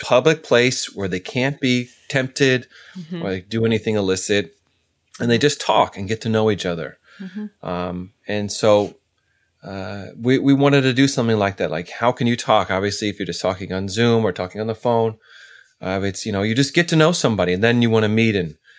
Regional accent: California, United States; You know, I'm originally from California. I moved all over.

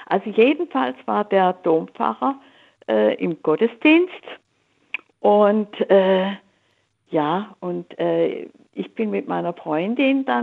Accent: Swabia, Germany; ich bin in der Kriegszeit im Schwäbischen aufgewachsen.

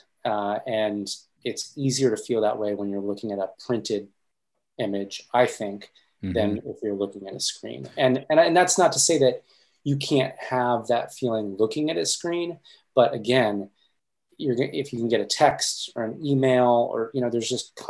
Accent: Pennsylvania, United States; moved away; I'm from Pennsylvania, so I would jump down to Pennsylvania to see my grandmother and extended family

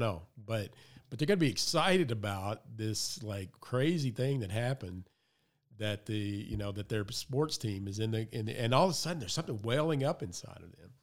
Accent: the South, United States; I grew up in the South

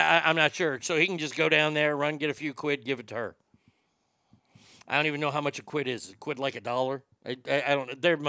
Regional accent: South Africa; I'm from South Africa and these are cougarans.

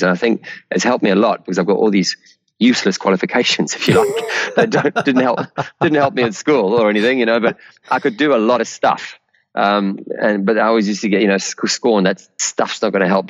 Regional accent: South Africa; born or raised there

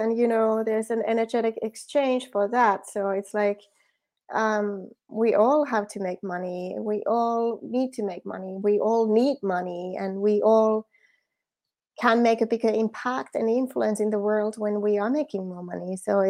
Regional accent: Finland; English is a second language; moved away; Yes. That's the Finnish way. I'm from Finland originally.

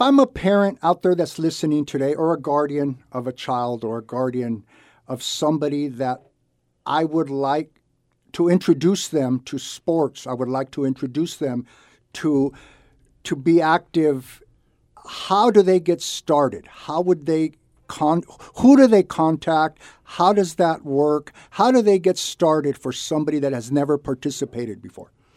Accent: Santa Barbara, California, United States; I was born and raised in Santa Barbara. I was lucky enough to grow up here

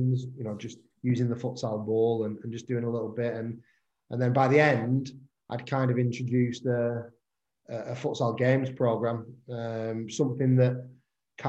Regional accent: Preston, North West England, United Kingdom; I'm from Preston, local to Preston

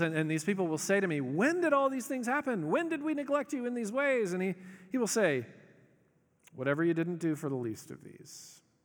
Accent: the South, United States; we're polite 'cause we're from the South

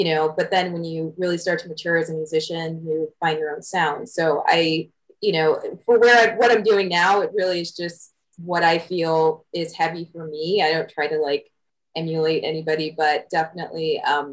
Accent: Southfield, Michigan, United States; I grew up in Michigan. So I grew up in like this little chilly hinterland town called Southfield.

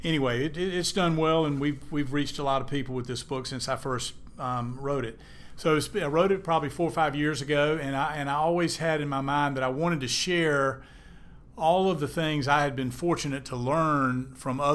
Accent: Eastern North Carolina, United States; I grew up in Eastern North Carolina, went to public schools

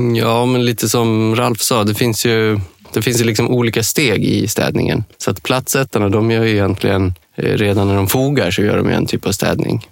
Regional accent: Dalarna County, Sweden; moved away; also born or lived in Denmark; i Dalarna, där jag kommer från från början

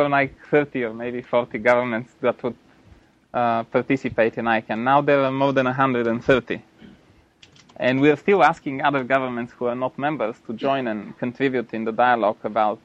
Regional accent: Bulgaria; moved away; I'm from Bulgaria originally

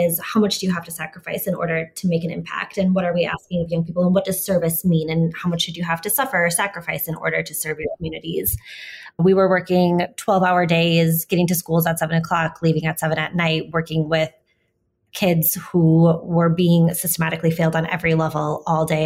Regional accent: St. Paul, Minnesota, United States; moved away; also born or lived in Madison; growing up in St. Paul

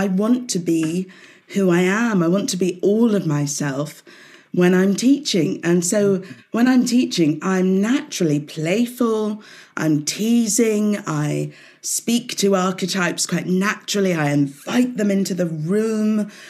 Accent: Southampton, South East England, United Kingdom; So I grew up in Hampshire, in Southampton. So, you know, quite an urban city, but all the same, way back then in the 60s, like you, Jane, 69, I was born.

